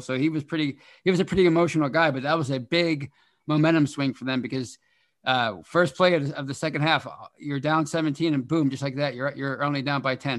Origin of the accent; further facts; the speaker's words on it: Pittsburgh, Pennsylvania, United States; moved away; my hometown, Pittsburgh